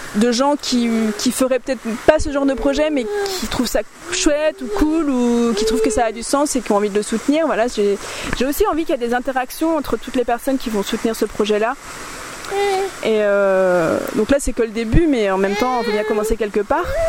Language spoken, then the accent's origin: French; Nantes, Pays de la Loire, France; moved away; moi je suis nantaise en fait à la base